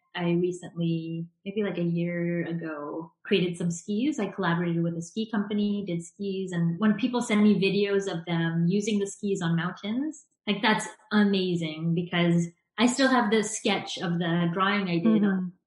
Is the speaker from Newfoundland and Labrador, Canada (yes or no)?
no; suburbs of Vancouver, British Columbia, Canada; I live in the suburbs of Vancouver, so about half an hour outside of Vancouver. And yeah, I was born and raised in the suburbs here.